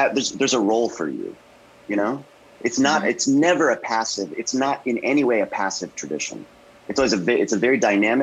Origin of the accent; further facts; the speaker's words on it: Tarpon Springs, Florida, United States; moved away; also born or lived in Brookline, Massachusetts; I spent a lot of my childhood in Tarpon Springs, Florida